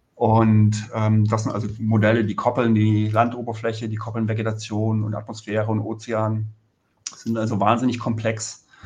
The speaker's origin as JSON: {"language": "German", "country": "Germany", "said": "wir als Deutsche"}